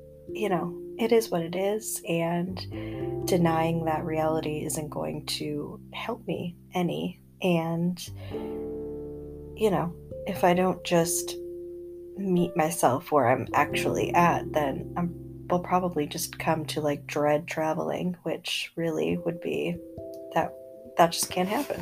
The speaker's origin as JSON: {"language": "English", "region": "upstate New York", "country": "United States", "tie": "born or raised there", "moved": "yes", "said": "now we are hanging wallpaper for my mom in, you know, upstate. So yeah, I will say it has been nice to be in my hometown"}